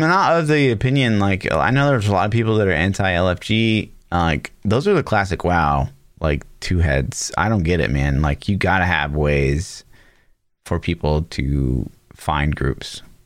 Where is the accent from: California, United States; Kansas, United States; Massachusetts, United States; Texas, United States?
Kansas, United States; Olathe; I, I grew up in Olathe